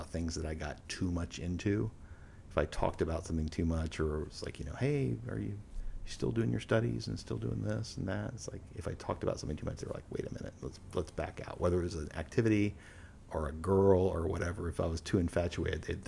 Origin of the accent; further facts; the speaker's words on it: Houston, Texas, United States; We grew up in Houston